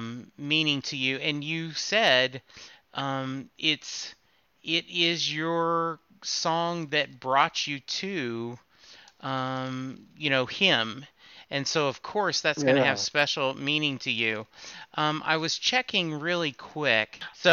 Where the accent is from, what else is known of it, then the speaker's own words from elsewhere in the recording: Delmar, New York, United States; I grew up in Del Mar, suburb of Albany. We could see the skyline from my house, but no longer have family there.